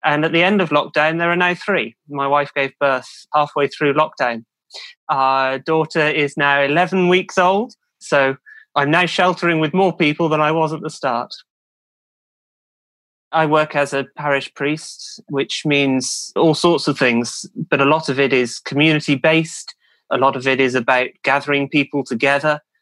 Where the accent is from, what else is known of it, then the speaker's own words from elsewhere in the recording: Cheltenham, South West England, United Kingdom; now in Newmarket, United Kingdom; originally from Cheltenham in the UK, another racing town